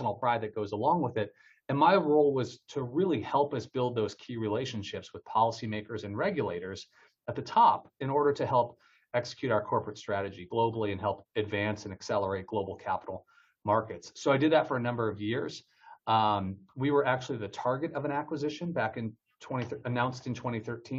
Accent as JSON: {"language": "English", "town": "Detroit", "region": "Michigan", "country": "United States", "tie": "born or raised there", "also_born_or_lived": "Washington, D.C. / New York", "moved": "as an adult", "said": "I'm from Detroit, Michigan, originally born and raised there"}